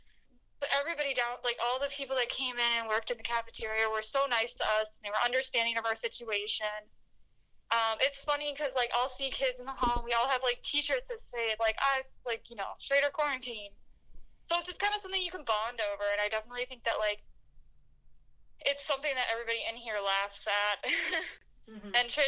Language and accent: English; Haymarket, Virginia, United States; moved away as an adult; now in Milwaukee, United States; I'm not from Illinois or Wisconsin. I'm from Virginia, so kind of a distance